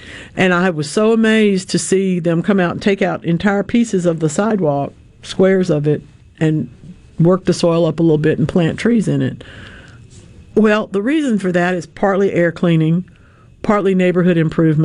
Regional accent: Monroe, Louisiana, United States; I grew up in Monroe, Louisiana

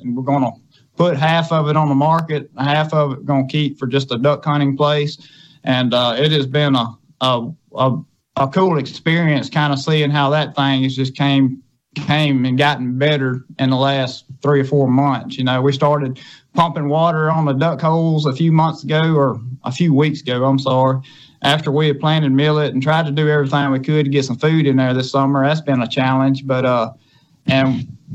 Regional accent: Scott County, Mississippi, United States; over in Scott County

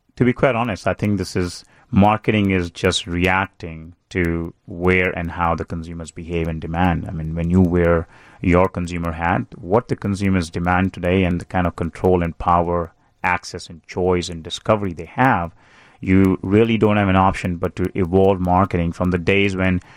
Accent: India; moved away as an adult; also born or lived in Chicago; I grew up in India

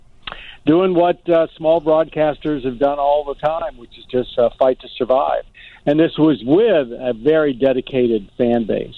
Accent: North Carolina, United States; moved away as an adult; also born or lived in New York / Baltimore, Maryland; I was a kid from North Carolina

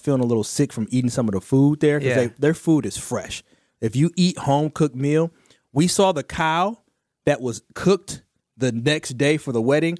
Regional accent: Milwaukee, Wisconsin, United States; I'm from Milwaukee.

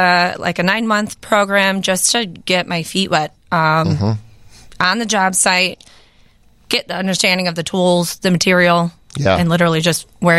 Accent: Addison, Illinois, United States; Born in Addison, grew up there, and I went to UIC for a little bit of college.

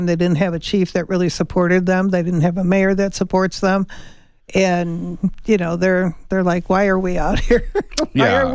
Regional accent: Chicago, Illinois, United States; moved away; I'm from Chicago

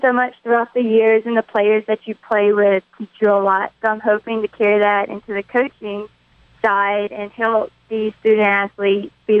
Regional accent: Laurel, Mississippi, United States; born or raised there; also born or lived in Finland

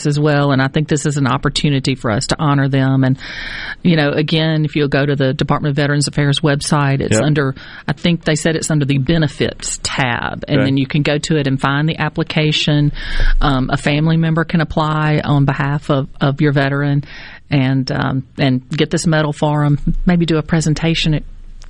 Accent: Brookhaven, Mississippi, United States; I'm from Brookhaven, Lincoln County.

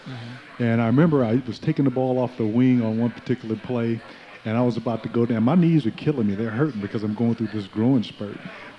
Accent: Los Angeles, California, United States; moved away; I came from Crenshaw High School, which is a renowned basketball program in Los Angeles

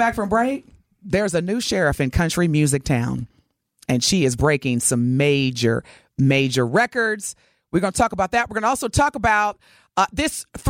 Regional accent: Evansville, Indiana, United States; growing up in Evansville

